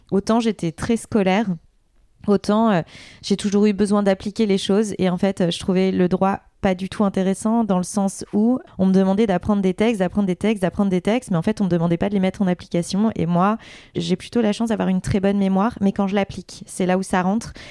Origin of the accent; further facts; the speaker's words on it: Vaujours, Île-de-France, France; born there; Moi, je suis née en région parisienne, dans le 93, dans une petite ville qui s'appelle Vaujour, que peu de gens connaissent, où il y a même euh, des vaches, euh, des champs.